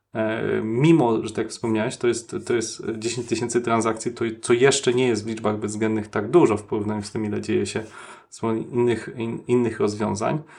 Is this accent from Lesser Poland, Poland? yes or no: no; Wrocław, Lower Silesian Voivodeship, Poland; ja się urodziłem e, na Krzykach